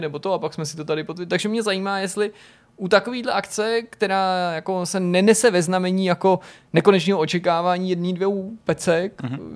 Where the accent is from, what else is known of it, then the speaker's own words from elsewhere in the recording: Czechia; also born or lived in Prague; my jako Češi